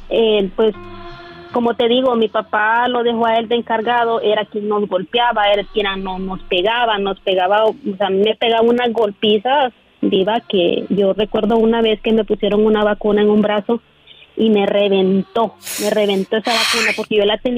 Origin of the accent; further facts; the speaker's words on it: Honduras; now in United States; yo soy de Honduras